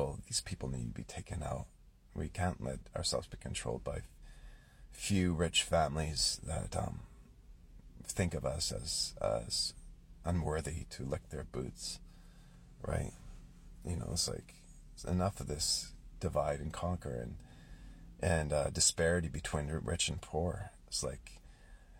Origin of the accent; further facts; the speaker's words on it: Canada; I'm Canadian